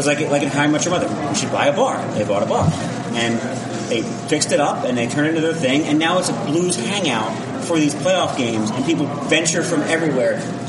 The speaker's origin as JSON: {"language": "English", "area": "Philadelphia suburbs", "region": "Pennsylvania", "country": "United States", "said": "I'm from Philadelphia suburbs."}